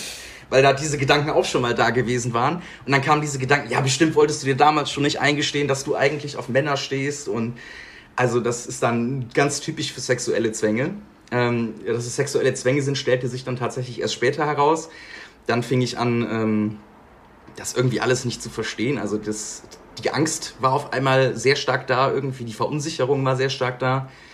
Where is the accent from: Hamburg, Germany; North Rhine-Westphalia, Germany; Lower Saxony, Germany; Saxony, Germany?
North Rhine-Westphalia, Germany; Bergisches Land; moved away as an adult; now in Bonn, Germany; Also ich komme ursprünglich aus dem Bergischen Land. Bergisches Land, Nähe Köln, zwischen Köln und Siegen